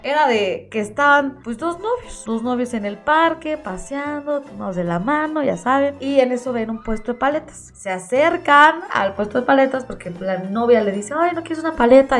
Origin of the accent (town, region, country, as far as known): Mexico